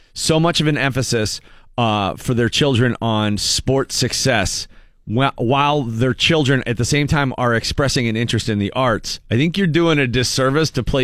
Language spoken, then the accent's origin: English; Erie, Pennsylvania, United States; being from Erie